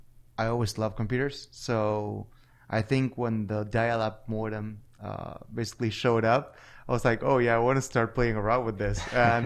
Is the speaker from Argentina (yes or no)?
yes; Buenos Aires, Argentina; So when I was a little kid, Buenos Aires was a completely different place than it is right now.